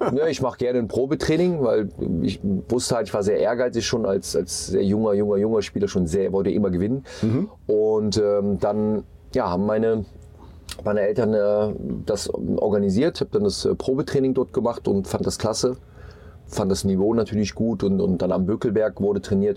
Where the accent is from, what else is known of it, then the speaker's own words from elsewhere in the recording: Mönchengladbach, North Rhine-Westphalia, Germany; moved away as an adult; also born or lived in Munich / Hamburg; Ich bin in Mönchengladbach geboren, in einem kleinen Ort, ähm, habe dort im Dorfverein gespielt bei uns